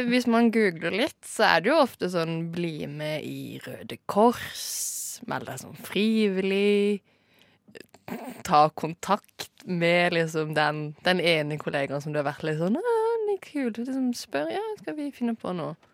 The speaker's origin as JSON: {"language": "Norwegian", "town": "Kristiansand", "region": "Agder", "country": "Norway", "also_born_or_lived": "Bergen", "moved": "as an adult", "said": "Jeg flytta fra Kristiansand da jeg var 18"}